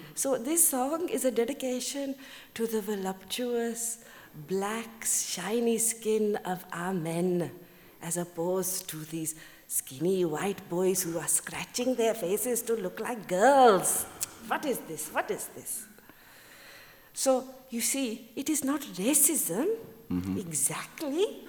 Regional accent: Birmingham, West Midlands, United Kingdom; accent: Brummie; moved away; I grew up in Birmingham

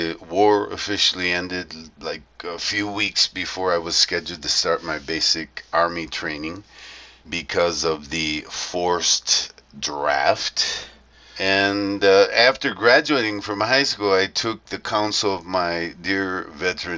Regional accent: Toledo, Ohio, United States; now in Colombia; I was born in Toledo, Ohio, a now forgotten and abandoned major industrial area of the U.S.

